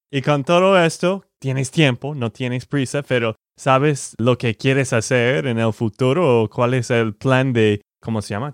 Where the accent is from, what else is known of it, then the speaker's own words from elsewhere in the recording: Texas, United States; de Texas, Estados Unidos